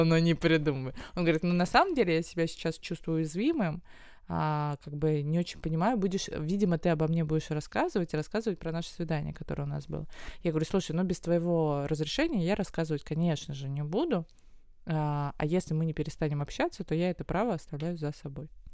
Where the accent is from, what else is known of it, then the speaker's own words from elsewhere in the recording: Moscow, Russia; Я как москвичка, коренная